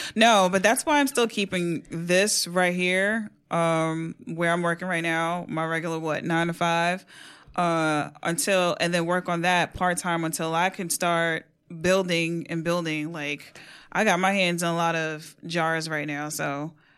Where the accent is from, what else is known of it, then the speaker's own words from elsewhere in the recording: New York City, New York, United States; born and raised in New York City.